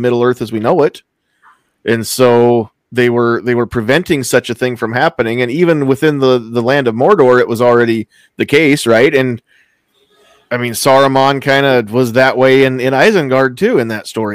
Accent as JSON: {"language": "English", "area": "Mobb County", "region": "Nebraska", "country": "United States", "tie": "born or raised there", "said": "the county that I grew up"}